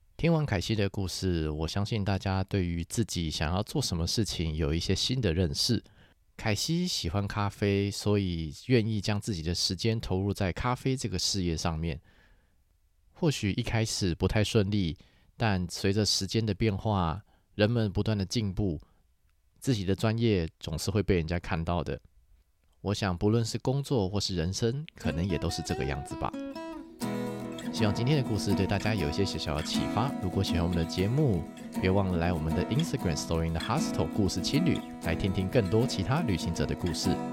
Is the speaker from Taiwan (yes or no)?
yes; Taiwan; 我们台湾人